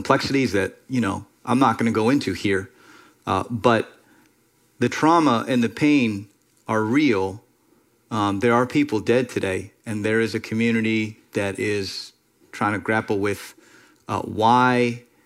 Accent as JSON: {"language": "English", "town": "Miami", "region": "Florida", "country": "United States", "tie": "born or raised there", "said": "so many people I grew up with in Miami"}